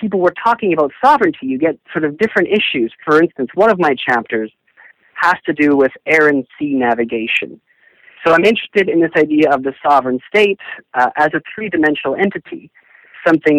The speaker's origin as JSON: {"language": "English", "country": "Canada", "tie": "born or raised there", "said": "growing up as a Canadian, you sort of take for granted that, oh yes, we're from an independent country"}